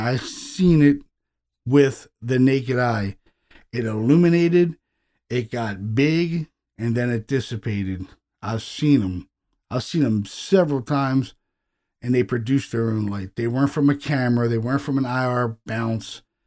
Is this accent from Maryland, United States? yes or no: yes; Baltimore, Maryland, United States; these are people, you know, that I grew up with in Baltimore City